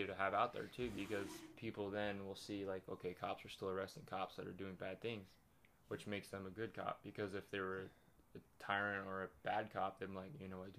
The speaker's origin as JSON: {"language": "English", "town": "Cambridge", "region": "Ontario", "country": "Canada", "also_born_or_lived": "Lake Tahoe", "moved": "yes", "lives_now": "Coachella Valley, United States", "said": "I'm from Canada, bro."}